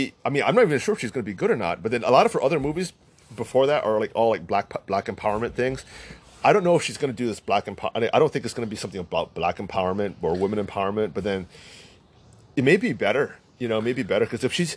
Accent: United States; accent: American; I'm full Chinese. We sound American because we are American

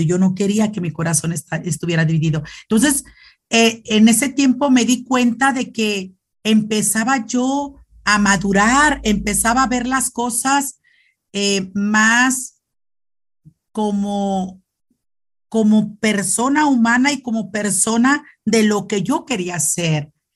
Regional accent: Loreto, Zacatecas, Mexico; also born or lived in León, Guanajuato; now in Nuevo Casas Grandes, Mexico; soy de Loreto, Zacatecas, un pueblito muy, muy bonito. Bueno, que puedo decir yo no, porque pues es mi pueblo

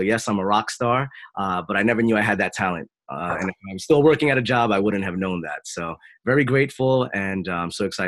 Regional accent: Jersey City, New Jersey, United States; I am not Italian. I was born and raised in Jersey City, New Jersey, although I am always traveling for over a decade now.

